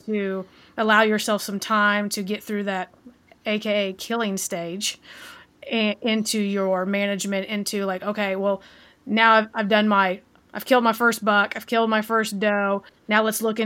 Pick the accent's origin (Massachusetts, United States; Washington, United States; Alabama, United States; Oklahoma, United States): Oklahoma, United States; Southeast; Southeast Oklahoma, where we grew up and lived.